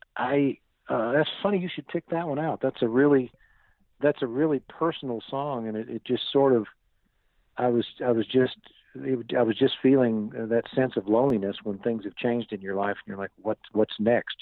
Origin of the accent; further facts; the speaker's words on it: Fayetteville, Arkansas, United States; I grew up in Northwest Arkansas in a town called Fayetteville, and that's where I was born and raised.